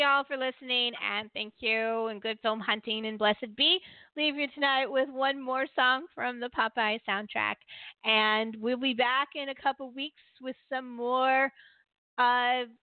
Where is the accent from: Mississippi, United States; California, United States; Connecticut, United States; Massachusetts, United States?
California, United States; San Francisco; a girl growing up in San Francisco